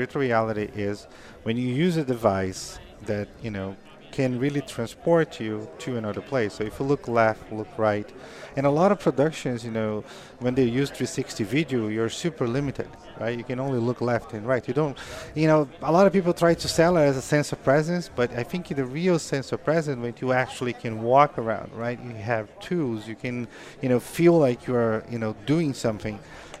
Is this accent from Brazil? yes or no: yes; Brazil; English is a second language; moved away as an adult; now in United States; Because, like, when I came from Brazil, I was always, like, in a phases of life, right?